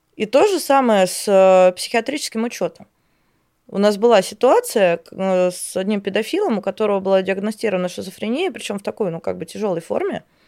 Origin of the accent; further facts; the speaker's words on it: Voronezh, Voronezh Oblast, Russia; я сама из Воронежа